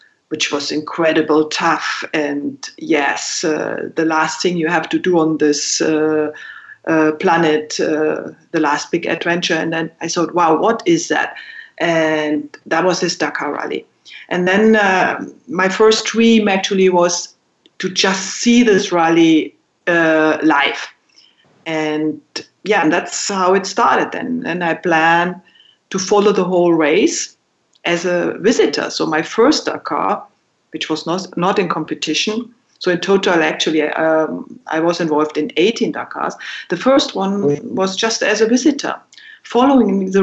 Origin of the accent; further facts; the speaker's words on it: Berchtesgaden, Bavaria, Germany; growing up in Berchtesgaden